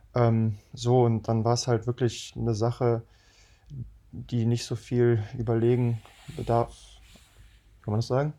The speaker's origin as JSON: {"language": "German", "town": "Düsseldorf", "region": "North Rhine-Westphalia", "country": "Germany", "tie": "born or raised there", "said": "wir sind halt aus Düsseldorf"}